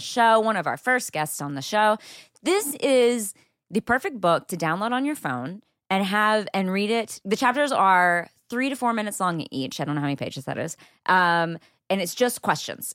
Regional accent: Texas, United States; I am from there

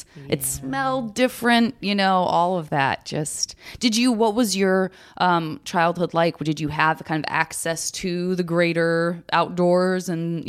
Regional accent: Arizona, United States; Me too. I'm from Arizona.

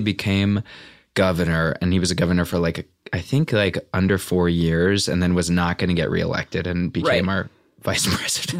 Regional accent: Valparaiso, Indiana, United States; born or raised there; also born or lived in Beverly, Chicago, Illinois

